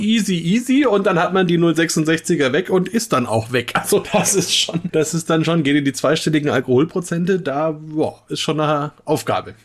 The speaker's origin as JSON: {"language": "German", "area": "Upper Franconia", "region": "Bavaria", "country": "Germany", "said": "hier in Franken"}